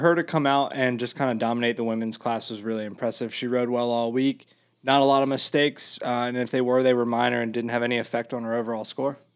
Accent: Mid-Atlantic, United States; I'm from the Mid-Atlantic

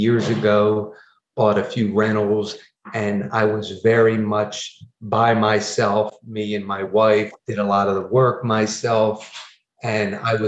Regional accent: New Jersey, United States; I'm from New Jersey

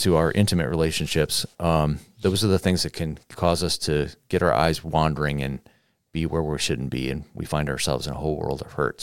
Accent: United States; we as American Christians

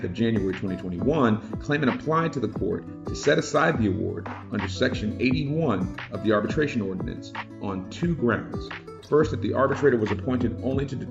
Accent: Columbia, South Carolina, United States; my hometown of Columbia, South Carolina

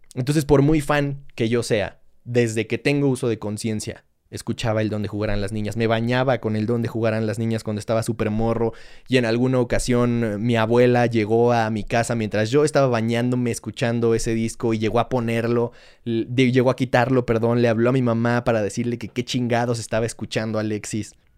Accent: Mexico; un contexto como el nuestro

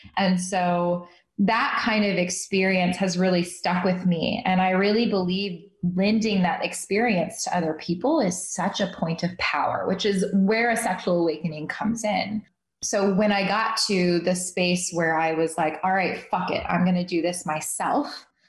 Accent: Midwest, United States; moved away; also born or lived in New York City; I grew up in the Midwest in a Muslim household

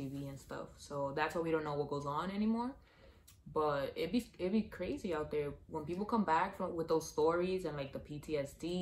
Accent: New York City, New York, United States; we're from the Bronx.

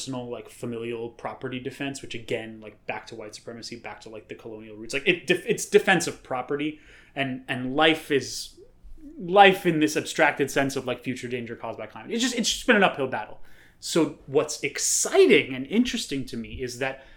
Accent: New York City, New York, United States; as a New Yorker

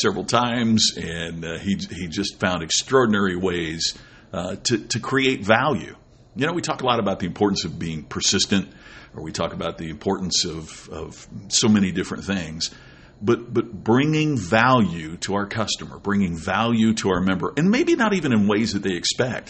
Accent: Crothersville, Indiana, United States; I grew up in Crothersville, Indiana

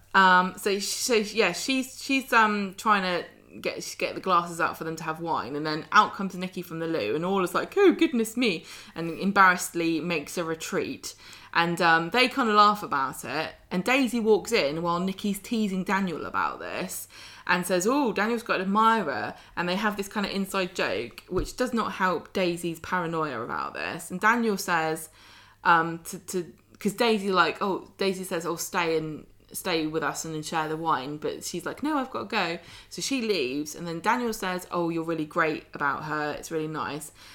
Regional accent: United Kingdom; accent: southern; my unfortunate southern accent

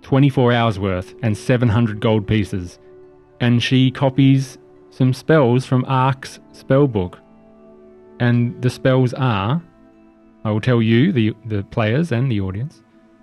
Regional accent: Australia; We're Australian.

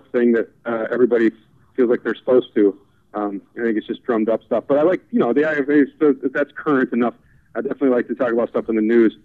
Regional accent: Madison, Wisconsin, United States; moved away as an adult; also born or lived in Chicago; now in Los Angeles, United States; I went to school in Madison. I grew up there.

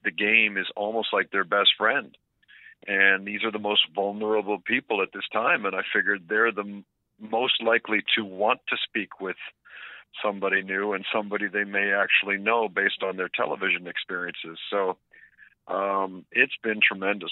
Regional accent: Oakville, Ontario, Canada; I grew up in Oakville, it's about 40 kilometers outside of the city

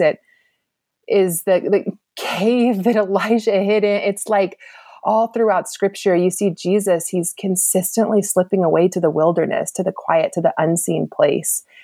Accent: East Cobb, Georgia, United States; also born or lived in Louisiana; I grew up in East Cobb as well at Lassiter

